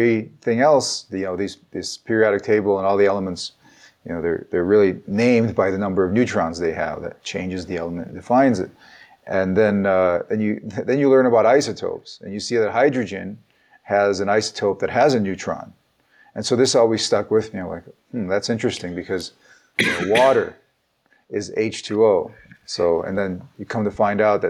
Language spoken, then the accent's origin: English; United States; also born or lived in Ukraine; I started first grade in the United States. I grew up in the American educational system, but I was born in the Soviet Union. So my family came here when I was 7 years old.